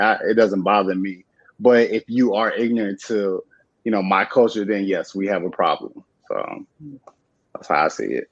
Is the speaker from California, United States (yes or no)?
yes; San Diego, California, United States; moved away; also born or lived in Virginia; I grew up in San Diego